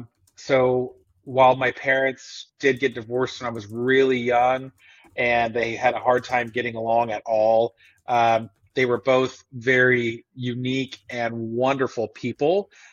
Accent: Tulsa, Oklahoma, United States; also born or lived in Texas; now in Missouri, United States; so born in Texas, but spent most of my formative years, I guess, growing up in Oklahoma, and specifically in and around the Tulsa area.

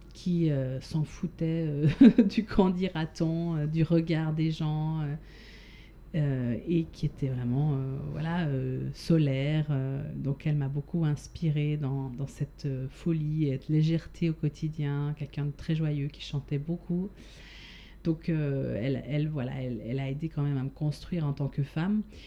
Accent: Switzerland; moved away as an adult; now in France; j'ai quitté la Suisse il y a quand même maintenant pas mal, pas mal d'années, 17 ans oui.

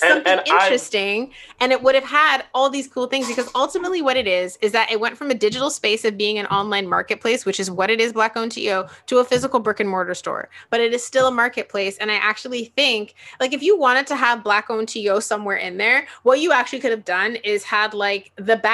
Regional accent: Toronto, Ontario, Canada; I grew up in Toronto

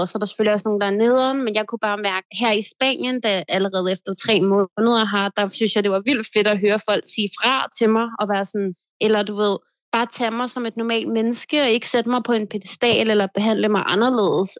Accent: Denmark; moved away as an adult; now in Marbella, Spain; jeg flyttede for to år siden, og jeg har faktisk slet ikke været hjemme i Danmark endnu

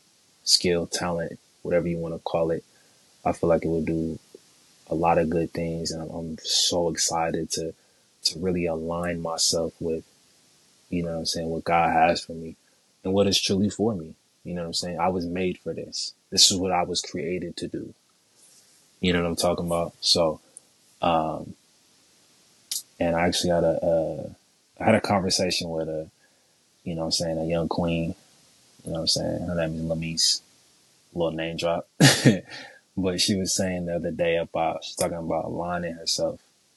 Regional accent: San Jose, California, United States; born there; I was born in San Jose, California. You don't know where that's at. That's the Bay Area. That's the South Bay.

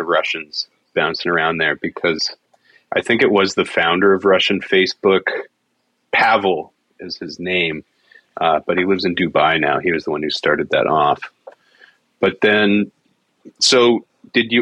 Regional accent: Alberta, Canada; I was from Alberta. I'm from Alberta

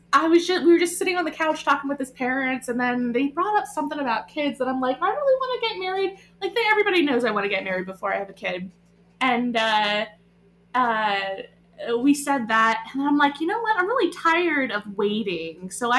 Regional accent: Spring City, Pennsylvania, United States; also born or lived in Hawaii; now in Boyertown, United States; I grew up in Spring City, so not very far.

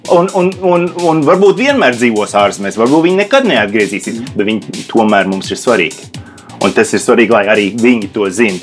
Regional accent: Latvia; es esmu no Latvijas vai mani senči no Latvijas

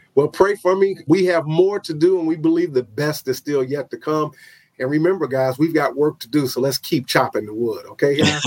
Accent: Chicago, Illinois, United States; moved away; chicago which is my hometown

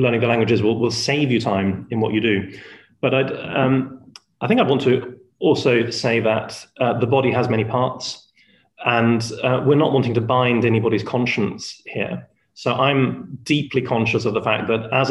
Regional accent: Spain; first language Spanish; English is a second language; also born or lived in England / Cuba; now in Bridgend, United Kingdom; my mother is German, my father was Welsh, but I was born in Spain

